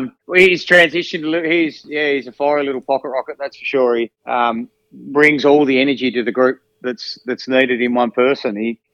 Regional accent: Devonport, Tasmania, Australia; I guess I come from when I came from Devonport, the women's footy was pretty strong there, and they integrated really well where I come from.

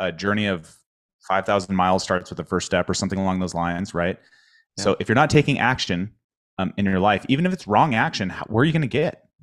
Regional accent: Spokane, Washington, United States; moved away; my hometown so i grew up in spokane

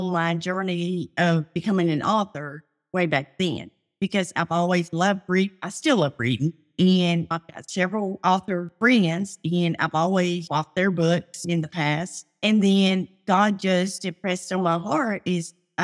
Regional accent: Tennessee, United States; moved away; also born or lived in Louisiana; We lived in Louisiana at the time, and we're originally from Tennessee.

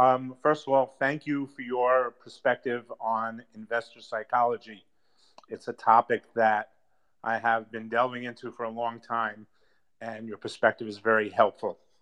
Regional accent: New York City, New York, United States; I grew up in the Bronx with a lot of very uneducated people

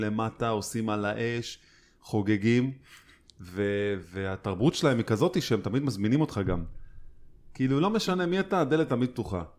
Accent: Holon, Tel Aviv District, Israel; אני גדלתי בעיר, והתמזל מזלי לגדול אה, סביב אה, קהילה בוכרית גדולה

